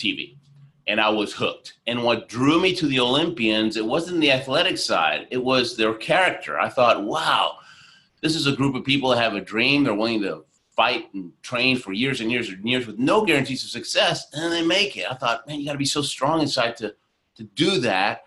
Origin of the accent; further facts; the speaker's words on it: Argentina; moved away; also born or lived in Houston, Texas; I was born in Argentina